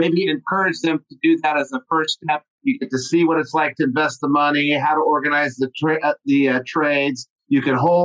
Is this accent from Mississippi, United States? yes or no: no; Albuquerque, New Mexico, United States; moved away; I'm from this town in New Mexico called Albuquerque